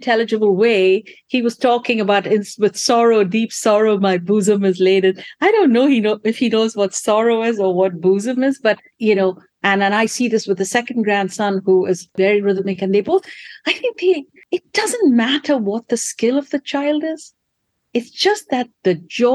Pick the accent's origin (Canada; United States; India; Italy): India; moved away; there's a little town that I grew up in India